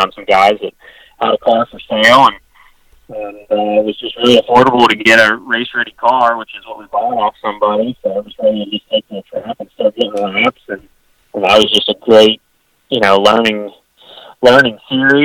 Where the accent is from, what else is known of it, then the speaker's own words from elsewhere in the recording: Pennsylvania, United States; moved away; I'm from Pennsylvania